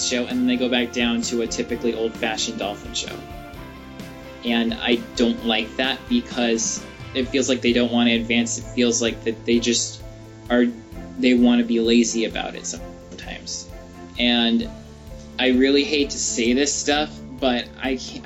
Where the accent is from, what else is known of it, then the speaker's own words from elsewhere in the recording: Arizona, United States; my home state of Arizona